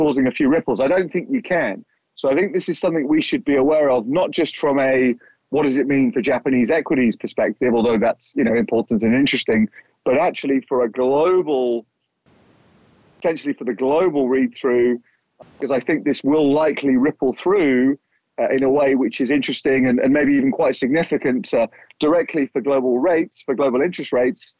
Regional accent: United Kingdom; moved away; my home country, the UK

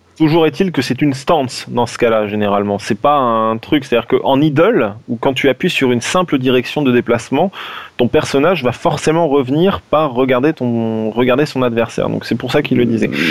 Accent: France; on est des Français

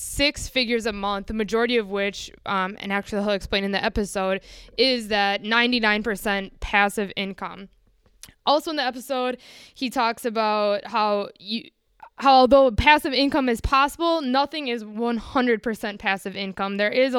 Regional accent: Midwest, United States; I'm from the Midwest, and maybe that has something to do with it, maybe it doesn't.

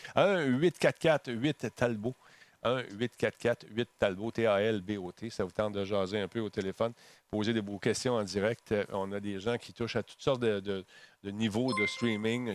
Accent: Quebec, Canada; chez nous au Québec

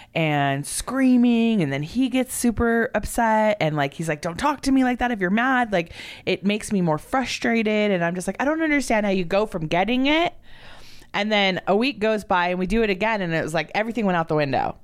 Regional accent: Southern California, United States; moved away; also born or lived in Oregon; I'm from Southern California

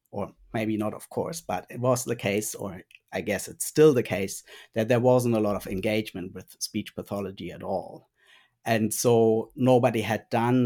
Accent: Germany; first language German; English is a second language; moved away as an adult; now in Bendigo, Australia; I originally did my training in speech pathology in Germany. And German is also my first language

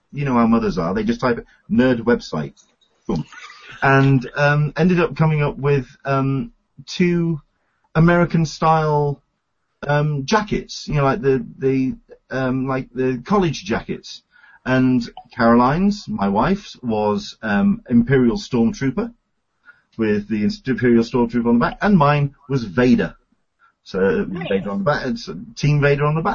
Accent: England, United Kingdom; now in San Diego, United States; I'm an Englishman in San Diego

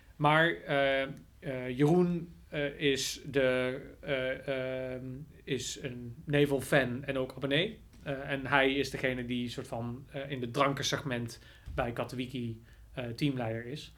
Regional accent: Nijmegen, Gelderland, Netherlands; ik kom uit Nijmegen. Ik woon nou trouwens overigens niet eens meer in Nijmegen, maar wel in de buurt.

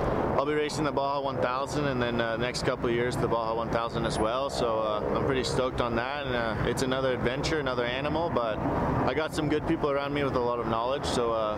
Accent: Canada; now in Hesperia, United States; as a Canadian

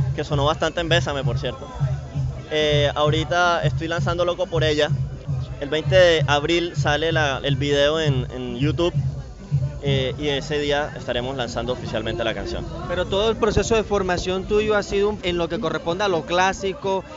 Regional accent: Cartagena, Bolívar, Colombia; also born or lived in Europe; Yo crecí en el centro. Bueno, yo mentira, yo nací en La Boquilla

